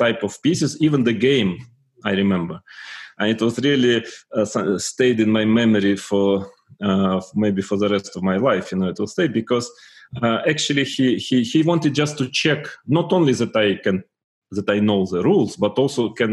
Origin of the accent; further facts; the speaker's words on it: Tuapse, Krasnodar Krai, Russia; I was born in Tuapse, in a Russian provincial town in the south of Russia